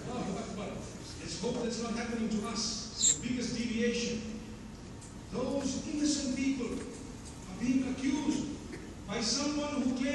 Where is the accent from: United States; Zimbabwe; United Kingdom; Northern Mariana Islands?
Zimbabwe; I come from Zimbabwe.